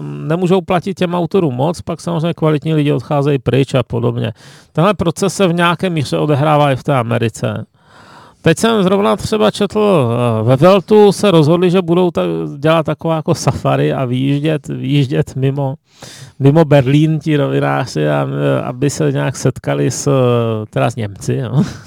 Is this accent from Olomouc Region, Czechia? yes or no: no; Ostrava, Moravian-Silesian Region, Czechia; now in Prague, Czech Republic; už jenom to, že jsem z Ostravy, že je exotické